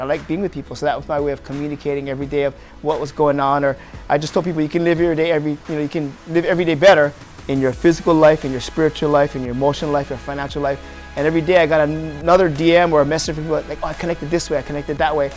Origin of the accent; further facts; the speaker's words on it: Waipahu, Hawaii, United States; Born and raised in Waipahu